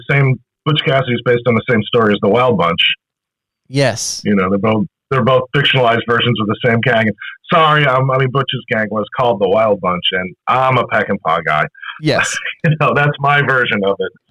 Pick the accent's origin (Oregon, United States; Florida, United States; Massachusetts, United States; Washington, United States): Massachusetts, United States; Boston; I'm a heretic for as a Bostonian here